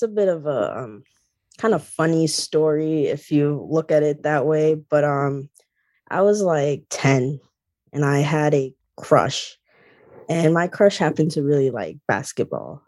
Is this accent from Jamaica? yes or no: yes; Jamaica; I grew up in Jamaica